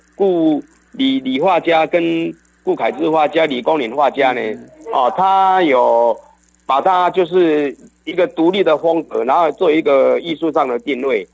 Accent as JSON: {"language": "Chinese", "region": "Yilan County", "country": "Taiwan", "said": "我想我们大概东方人啊，尤其是我们宜兰人"}